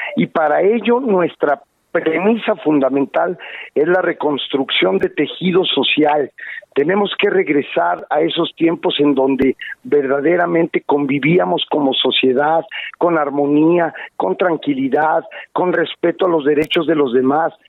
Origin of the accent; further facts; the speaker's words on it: San Luis Potosí, Mexico; los potosinos